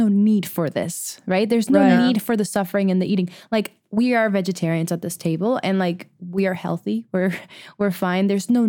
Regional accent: Venezuela; Well, I at least I grew up in Venezuela, so it's very, very much a meat eating country as well.

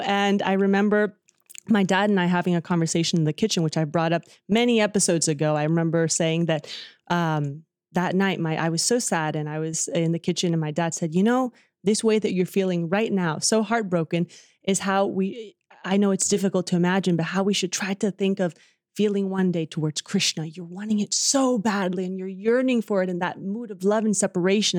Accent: Dallas, Texas, United States; Dallas, Texas, where I was born

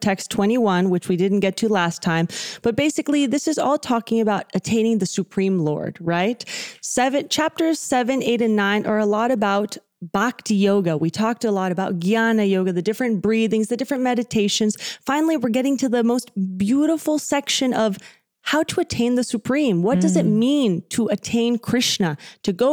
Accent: Texas, United States; I am from Texas

